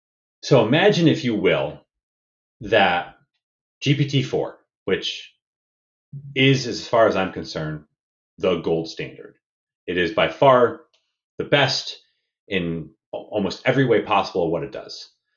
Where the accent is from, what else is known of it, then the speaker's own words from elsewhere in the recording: United States; moved away as an adult; now in Victoria, Canada; I'm an American, though I'm now a Canadian permanent resident